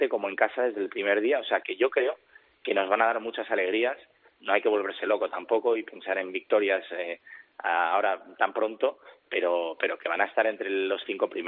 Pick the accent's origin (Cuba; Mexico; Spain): Spain; Eso somos españoles.